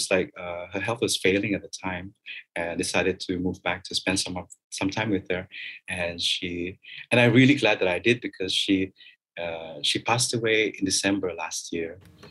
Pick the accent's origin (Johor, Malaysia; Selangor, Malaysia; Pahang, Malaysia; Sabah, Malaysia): Sabah, Malaysia; Kota Kinabalu; also born or lived in Kuala Lumpur, Malaysia; now in Kota Kinabalu, Malaysia; I cannot deny the fact that I'm Sabahan. I cannot deny my roots.